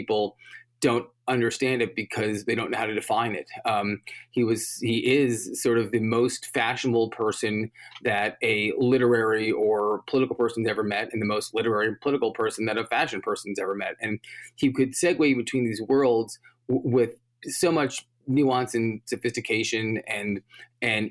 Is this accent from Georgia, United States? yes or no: no; New York City, New York, United States; I grew up in New York, and I went to college in New York